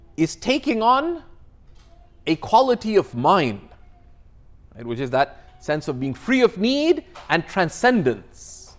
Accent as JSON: {"language": "English", "town": "Toronto", "region": "Ontario", "country": "Canada", "said": "I come from Toronto"}